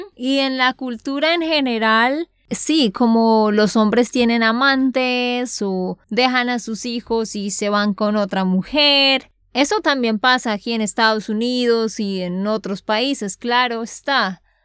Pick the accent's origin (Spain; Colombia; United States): Colombia; Santander; de Santander, Colombia